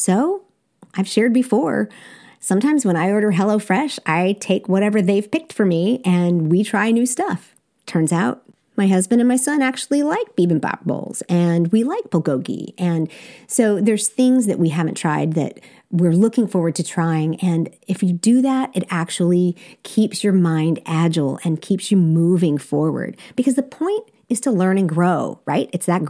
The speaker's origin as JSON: {"language": "English", "country": "South Korea", "tie": "born or raised there", "said": "you would think that growing up in Korea that I would have this amazing sense of adventure when it comes to food"}